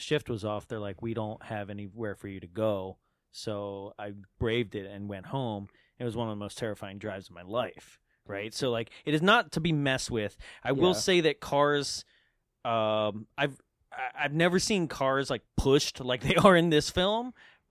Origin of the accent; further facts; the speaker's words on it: the East, East Coast, United States; being from the East and like living through a couple of them